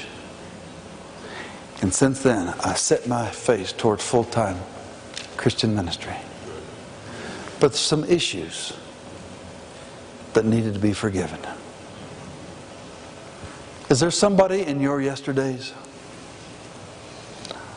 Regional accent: Pueblo, Colorado, United States; also born or lived in Denver; I was born in Denver, but from age 2 through 18 lived in Pueblo, just 45 miles south.

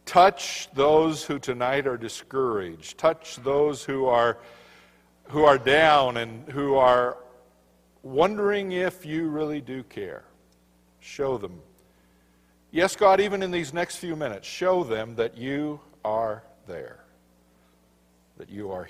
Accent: Colorado, United States; I'm from Colorado

